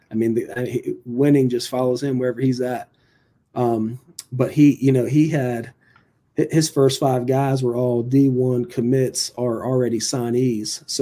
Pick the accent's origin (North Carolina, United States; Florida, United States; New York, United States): North Carolina, United States; even though I was from Bertie County, I, I really didn't know where Lawrence Academy was.